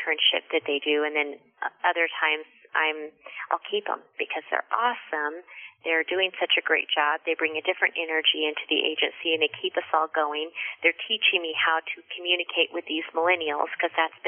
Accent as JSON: {"language": "English", "town": "Farmington", "region": "New Mexico", "country": "United States", "tie": "born or raised there", "also_born_or_lived": "Las Cruces, New Mexico / Albuquerque, New Mexico", "said": "I went to middle school and high school in Farmington, New Mexico"}